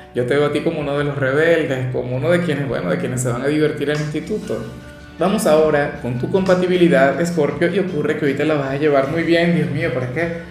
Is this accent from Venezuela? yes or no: yes; Venezuela; Como decimos en mi país